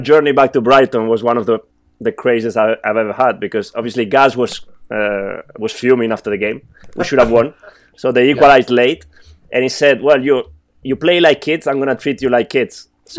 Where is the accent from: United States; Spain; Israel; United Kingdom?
Spain; Barcelona, Catalonia; moved away as an adult; both of my parents are Italian, and I do feel Italian, even though I was born in Barcelona.